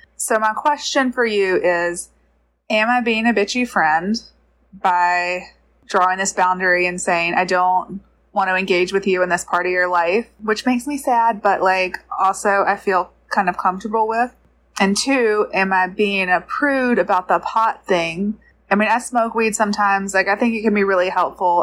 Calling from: Georgia, United States; I'm calling from Georgia

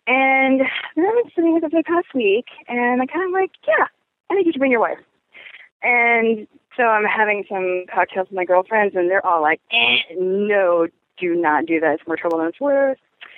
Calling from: Portland, Oregon, United States; I'm calling from Portland, Oregon

